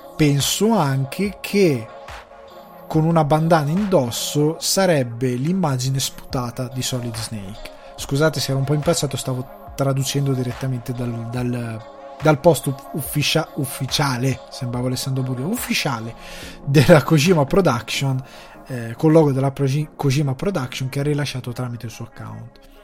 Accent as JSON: {"language": "Italian", "country": "Italy", "tie": "born or raised there", "moved": "yes", "lives_now": "Dublin, Ireland", "said": "il cinema di provincia come quello del mio paese che è gestito dalla parrocchia"}